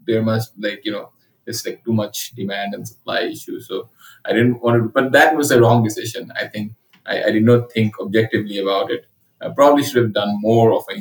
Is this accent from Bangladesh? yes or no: yes; Dhaka, Dhaka Division, Bangladesh; also born or lived in Calcutta, India / Sylhet, Bangladesh; my childhood was spent in three places. One is Dhaka, another is Sylhet, and another is Calcutta.